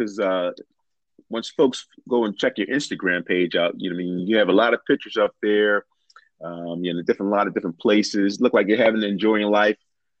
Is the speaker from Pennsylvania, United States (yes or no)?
yes; Philadelphia, Pennsylvania, United States; now in Delaware, United States; I'm originally from Philly. But Delaware's a little small, little dot on the map. But most people know Philly, my hometown. I'm from Philadelphia.